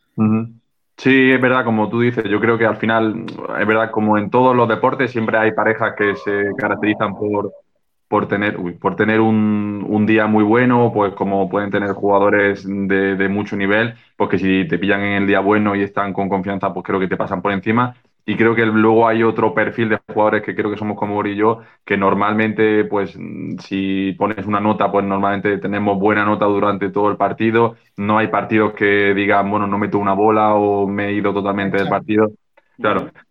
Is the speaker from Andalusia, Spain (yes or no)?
yes; Granada, Andalusia, Spain; also born or lived in Barcelona; me volví a Granada, que es mi ciudad, mi ciudad natal